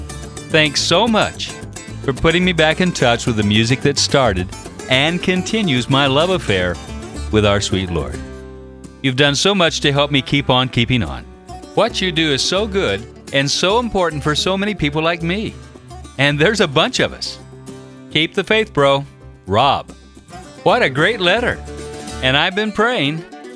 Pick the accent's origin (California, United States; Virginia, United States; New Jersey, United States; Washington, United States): California, United States; I grew up in Orange County in a conservative church.